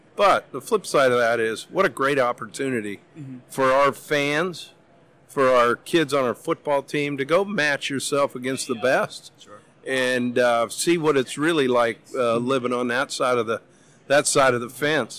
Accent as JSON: {"language": "English", "town": "Missoula", "region": "Montana", "country": "United States", "tie": "born or raised there", "moved": "yes", "said": "growing up in Missoula."}